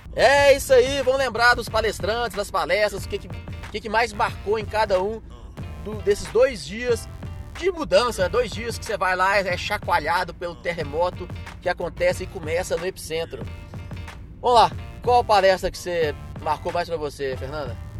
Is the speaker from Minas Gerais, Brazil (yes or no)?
yes; Belo Horizonte, Minas Gerais, Brazil; 31, sou de BH